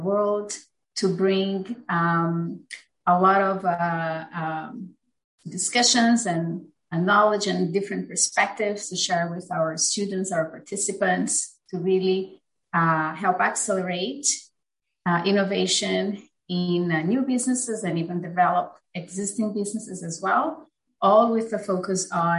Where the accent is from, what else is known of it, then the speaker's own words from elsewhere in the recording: Brazil; moved away as an adult; also born or lived in United Kingdom; now in United States; I am originally from Brazil. I completed my bachelor's in business administration in Brazil